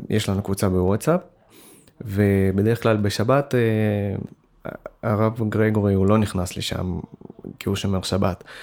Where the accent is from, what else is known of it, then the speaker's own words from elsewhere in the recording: Russia; now in Israel; אני במקור בא מרוסיה, ויש לי הרבה משפחה וחברים ברוסיה, אבל במקור אה, חלק מהמשפחה שלי מאוקראינה